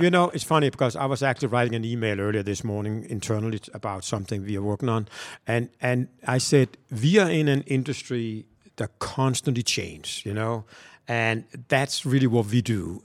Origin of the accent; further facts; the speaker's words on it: Copenhagen, Capital Region of Denmark, Denmark; moved away as an adult; now in Atlanta, United States; I am from Denmark, Copenhagen.